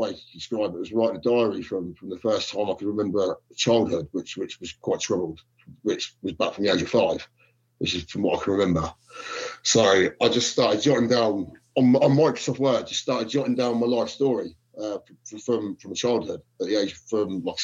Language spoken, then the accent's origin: English; Corby, East Midlands, United Kingdom; also born or lived in Luton; So I started growing up in Corby.